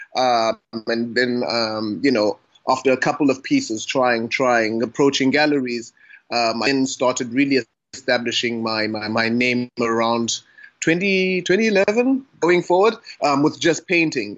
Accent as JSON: {"language": "English", "town": "Butterworth", "region": "Eastern Cape", "country": "South Africa", "tie": "born or raised there", "moved": "yes", "lives_now": "Cape Town, South Africa", "said": "I am based in Cape Town, South Africa, born and bred in Butterworth, that is in the Eastern Cape."}